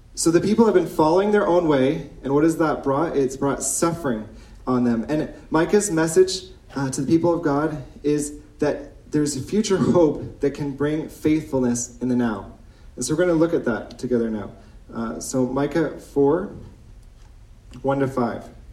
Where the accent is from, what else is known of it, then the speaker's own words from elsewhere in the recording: Ontario, Canada; moved away as an adult; now in Chambly, Canada; I come from Ontario. I've been in Quebec for nine years